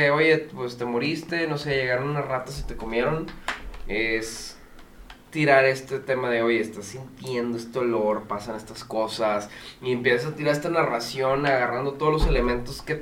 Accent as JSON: {"language": "Spanish", "country": "Spain", "said": "Sí, así es, es, con, o sea, es que soy español."}